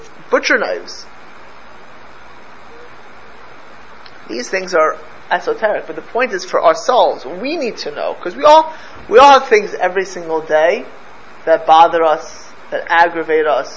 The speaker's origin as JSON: {"language": "English", "country": "United States", "tie": "born or raised there", "said": "I'm the only American born, I'm American born in this room, right? But I'm grandchildren of Polish survivors"}